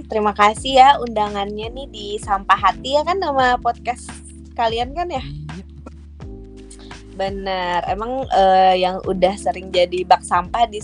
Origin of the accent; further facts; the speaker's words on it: Banjarmasin, South Kalimantan, Indonesia; Aku dari Banjarmasin kebetulan kita di kota yang berbeda yang berempat.